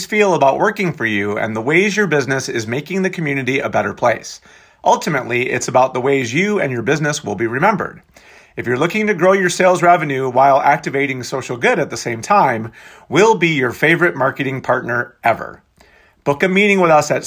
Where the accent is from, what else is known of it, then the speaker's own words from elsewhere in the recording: Michigan, United States; My home state of Michigan